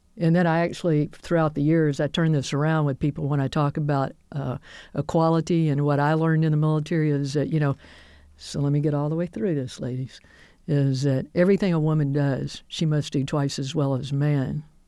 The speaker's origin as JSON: {"language": "English", "town": "Birmingham", "region": "Alabama", "country": "United States", "tie": "born or raised there", "said": "I grew up here in Birmingham"}